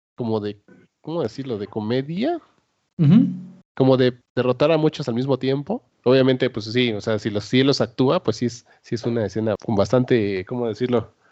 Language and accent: Spanish; Mexico